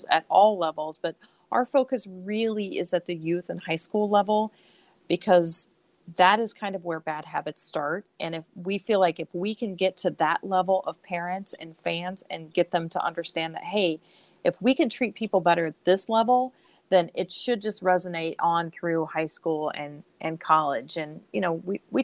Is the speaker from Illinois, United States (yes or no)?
yes; Central Illinois, United States; moved away as an adult; also born or lived in Chicago; When I grew up in Central Illinois and moved to Chicago in 1990